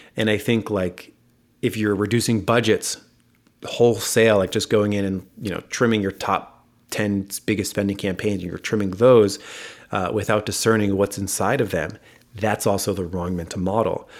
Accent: United States; accent: American; my American accent

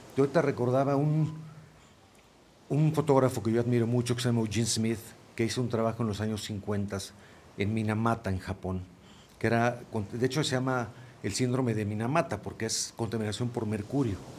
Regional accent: Mexico; Yo mismo como mexicano

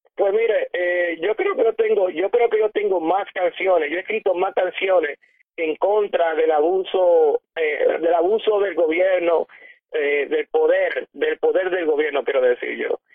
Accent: Puerto Rico; now in New Jersey, United States; en mi país, en Puerto Rico

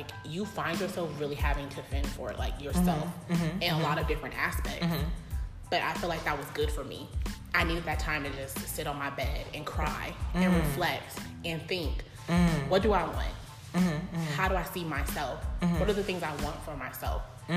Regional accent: Pasadena, California, United States; moved away as an adult; now in Las Vegas, United States; born and raised in Pasadena, born at Huntington Hospital

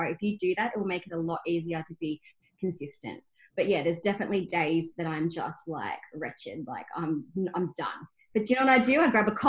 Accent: Albury-Wodonga, Australia; moved away as an adult; also born or lived in Myrtleford, Victoria; now in Geelong, Australia; I'm a country girl. I actually grew up in Albury-Wodonga. I was born in Myrtleford

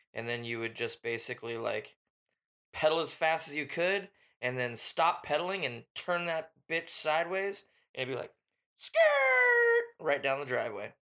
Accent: Washington, United States; we are from the Pacific Northwest up in the great Washington state.

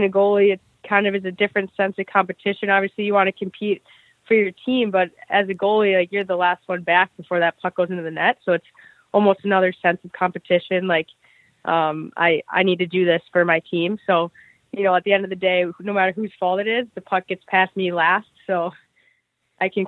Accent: Minnetonka, Minnesota, United States; I'm from Minnetonka, Minnesota

